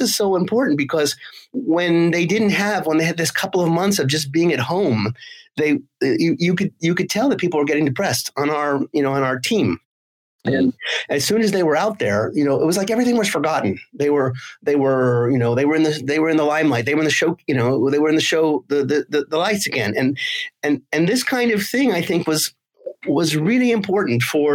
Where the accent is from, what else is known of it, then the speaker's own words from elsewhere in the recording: United States; now in Nice, France; I'm American originally